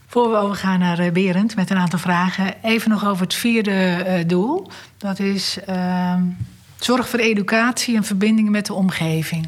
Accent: Randstad, Netherlands; Ik kom zelf uit de Randstad

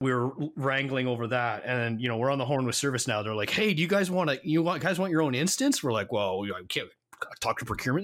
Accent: Canada; moved away as an adult; now in United States; I'm Canadian

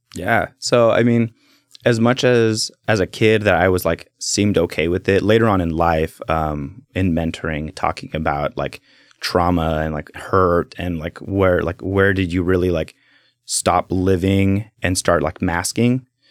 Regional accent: Salem, Oregon, United States; also born or lived in Keizer, Oregon; born and raised in, in Salem

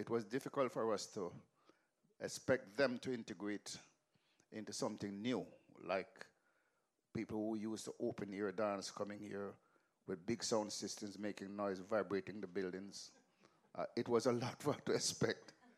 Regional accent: Kingston, Jamaica; moved away; also born or lived in England; I grew up in Western Kingston. In Denham Town, Kingston 14

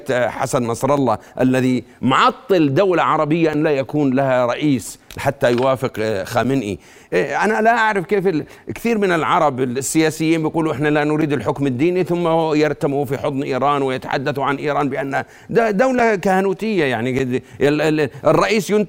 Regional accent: Jordan; وإحنا للعلم وهذا كلنا كأردنيين الآن بتكلم كأردنيين

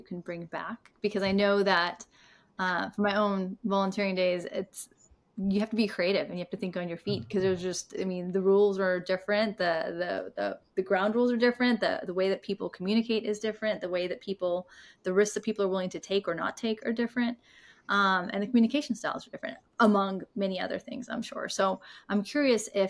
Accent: India; I'm from India

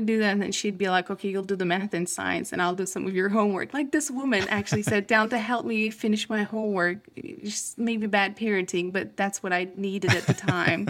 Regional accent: Turkey; moved away; I grew up in Turkey, so I went to school in Turkey

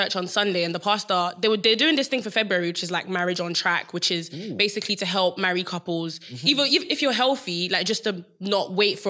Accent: Nigeria; Because I'm Nigerian.

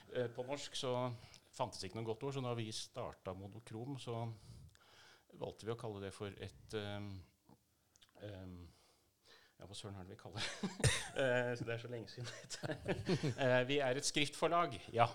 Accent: outside Tønsberg, Vestfold, Norway; dette er i Vestfold, uh, eh, utafor Tønsberg

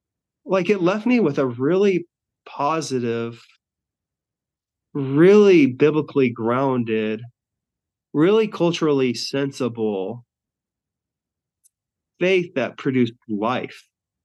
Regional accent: Albuquerque, New Mexico, United States; also born or lived in Florida; I'm moving from Florida back to my home place of Albuquerque, New Mexico.

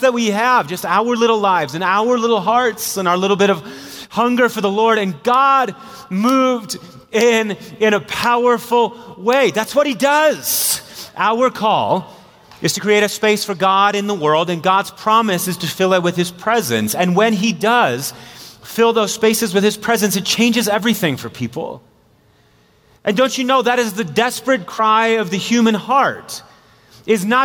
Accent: Marshfield, Wisconsin, United States; I'm from Marshfield, Wisconsin, a little city of 18,000 people.

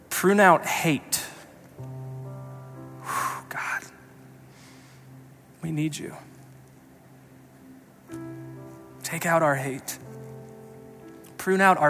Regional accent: Colorado Springs, Colorado, United States; I grew up in the Springs

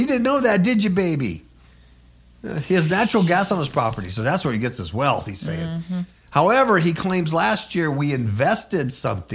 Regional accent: United States; as an American citizen

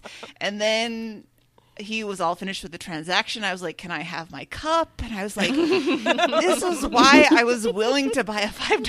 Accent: England, United Kingdom; I'm from England.

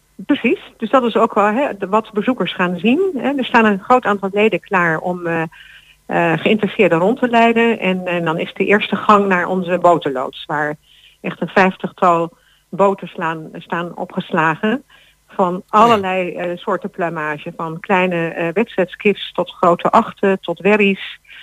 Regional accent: Netherlands; als Nederlanders

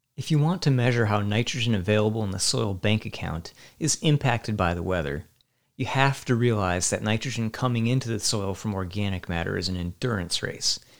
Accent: Virginia, United States; Where I grew up in Virginia

